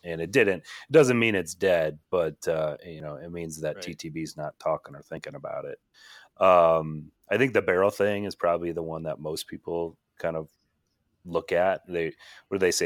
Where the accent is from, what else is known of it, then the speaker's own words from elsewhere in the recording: Minneapolis, Minnesota, United States; I grew up in Minneapolis